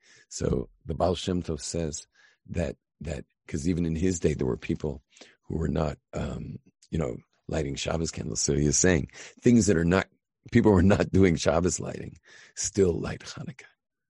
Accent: United States; I'm an American. You know, I can drive from my house in L.A. 20 hours north and wind up in Canada.

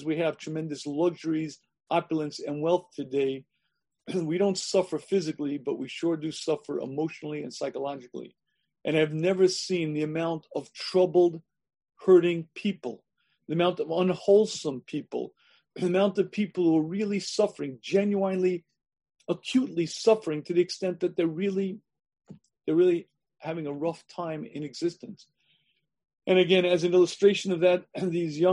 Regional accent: United States; I grew up in the United States of America

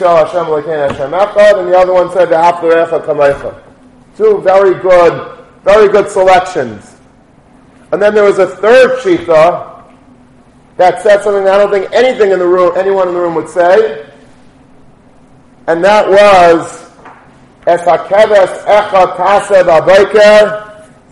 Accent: Long Beach, New York, United States; when I was a kid and growing up in Long Beach

